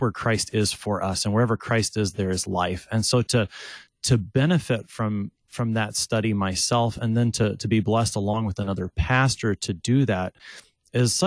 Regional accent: Texas, United States; also born or lived in St. Louis, Missouri; I'm from Texas. I grew up in a slightly different part.

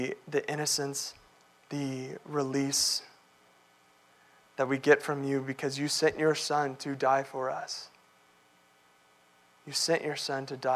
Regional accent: Texas, United States; growing up in Texas playing football, I was 6'4", 300 pounds.

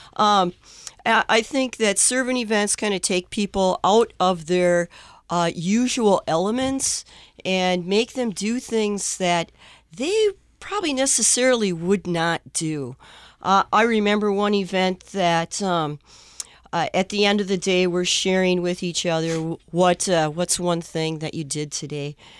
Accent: Forest Lake, Minnesota, United States; I'm from Forest Lake, Minnesota.

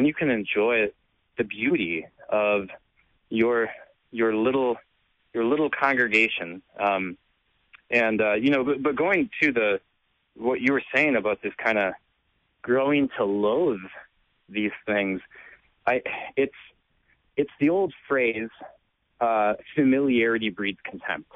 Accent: Racine, Wisconsin, United States; when I was a kid, little kid, I was, my dad was a pastor in Racine, Wisconsin, at a very old church

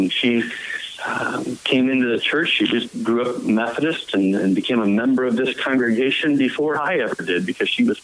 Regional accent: Peoria, Illinois, United States; now in Macomb, United States; I grew up in Peoria, Illinois, not far from here, about an hour and a half from here.

